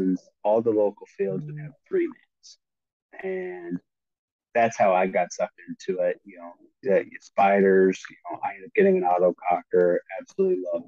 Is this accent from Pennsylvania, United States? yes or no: no; Torrance, California, United States; moved away; also born or lived in Georgia; I am originally from California, from Torrance, which is a suburb of Los Angeles